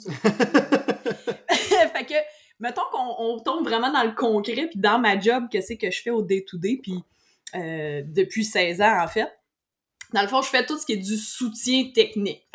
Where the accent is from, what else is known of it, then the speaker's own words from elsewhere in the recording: Saint-Hyacinthe, Quebec, Canada; also born or lived in Beloeil / Mont-Saint-Hilaire area; je suis originaire de Saint-Hyacinthe, puis j'ai encore Saint-Hyacinthe tatoué sur le cœur.